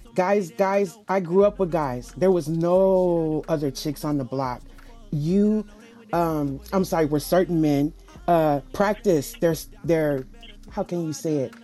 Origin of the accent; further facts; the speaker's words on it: the South, United States; I'm from the South.